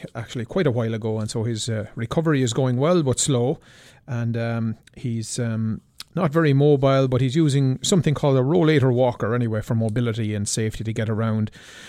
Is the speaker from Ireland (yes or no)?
yes; Abbeyleix, Laois, Ireland; moved away; My friends, family, all congregated around my hometown, Abbey Leaks